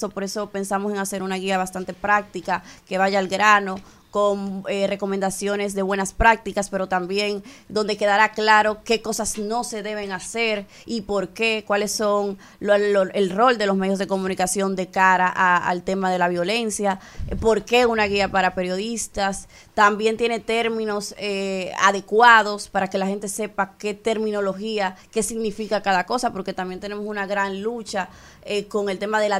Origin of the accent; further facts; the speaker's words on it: Dominican Republic; como mujer, como ciudadana dominicana que se despierta todas las mañanas